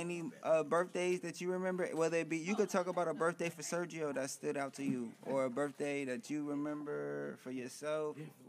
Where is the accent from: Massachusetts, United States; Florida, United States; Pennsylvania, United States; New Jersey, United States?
New Jersey, United States; I'm from New Jersey.